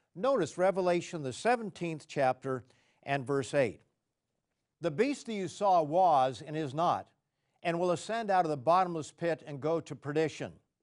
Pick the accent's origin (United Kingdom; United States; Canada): Canada; I was a visitor from Canada